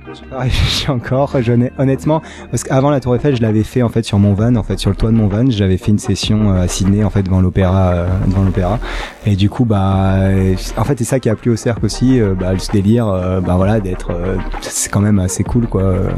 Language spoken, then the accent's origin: French; Nice, Provence-Alpes-Côte d'Azur, France; moved away; also born or lived in Paris; moi j'étais de Nice, je suis monté à Paris